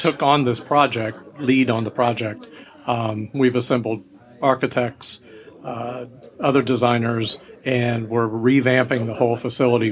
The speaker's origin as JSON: {"language": "English", "town": "Ormond Beach", "region": "Florida", "country": "United States", "also_born_or_lived": "Atlanta", "moved": "yes"}